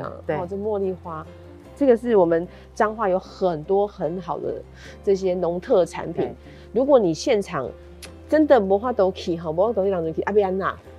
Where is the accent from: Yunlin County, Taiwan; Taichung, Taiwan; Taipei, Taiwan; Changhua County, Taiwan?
Changhua County, Taiwan; 哎，对啊，当其他县市都还在在讨论啊，在酝酿的时候，我们彰化变得赢呢